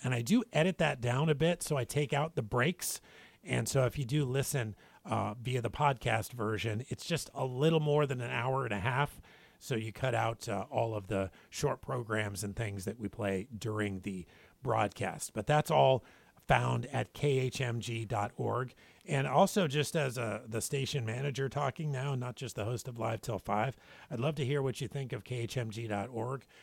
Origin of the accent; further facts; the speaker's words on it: Spokane, Washington, United States; now in Guam; my hometown, Spokane, Washington